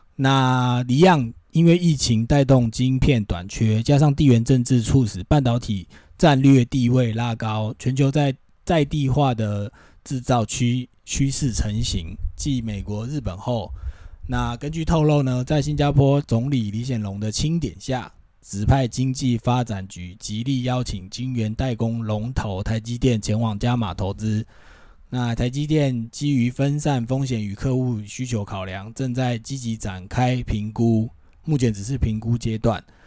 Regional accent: Taiwan; 我们台湾人

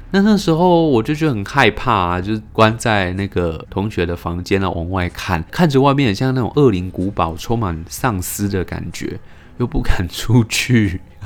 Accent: Tainan, Taiwan; 我以前是念永福国小的。那永福国小就是在瓜牛巷正对面的那一间学校。以前我们等爸妈的地方呢，是学校旁边的彰化银行

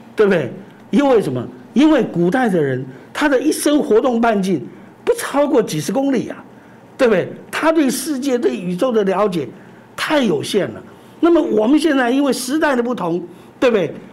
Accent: Taiwan; 我们自己现在的台湾人

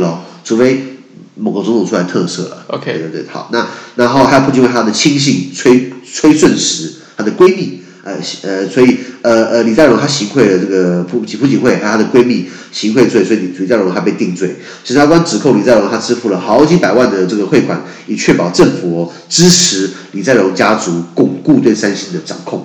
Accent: Taiwan; 我们台湾人可以了解一下邻国的政治

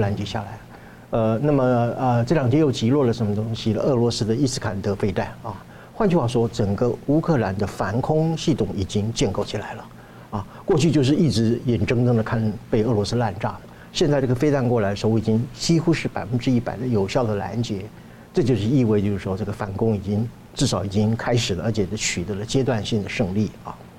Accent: Taiwan; 对于我们台湾人来讲的话

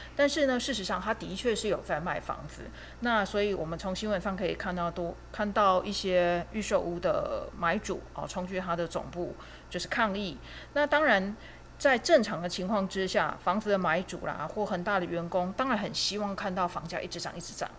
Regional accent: Taiwan; 我们台湾人，其实就是辛苦一辈子

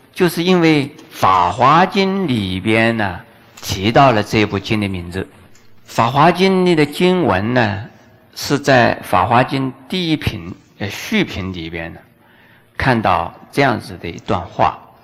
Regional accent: China; 我们中国人

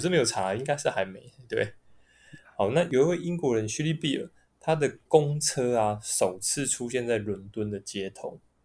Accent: Taipei, Taiwan; 我们从小到大都在台北市长大

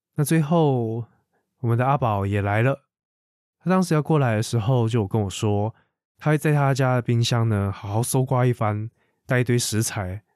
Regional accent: Taiwan; 台湾人是如何看待两岸的关系，以及我们到底是如何定义自己是什么样的人

